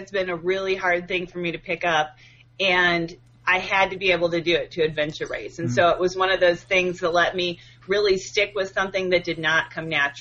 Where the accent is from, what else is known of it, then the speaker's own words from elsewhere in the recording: Illinois, United States; I grew up in Illinois, same town that I live in now